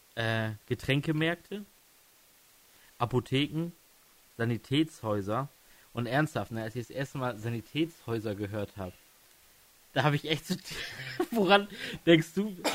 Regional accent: Stade district, Lower Saxony, Germany; ich komme ja aus dem Landkreis Stade

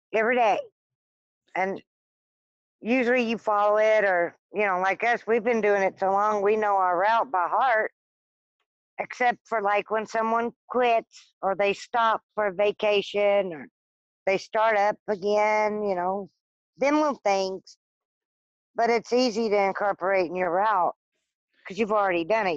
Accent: Arkansas, United States; also born or lived in South Louisiana; now in Michigan, United States; I was born in South Louisiana and raised in Arkansas, and wound up in Michigan

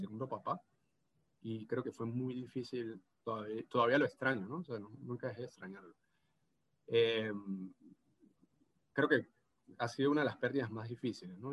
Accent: San Cristóbal, Táchira, Venezuela; accent: gocho; moved away as an adult; now in Rio de Janeiro, Brazil; hablo portugués gocho

